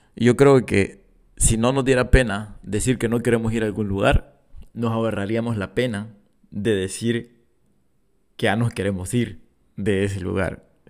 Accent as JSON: {"language": "Spanish", "country": "El Salvador", "accent": "Salvadoran", "said": "soy salvadoreño y, voy a seguir hablando como, como salvadoreño."}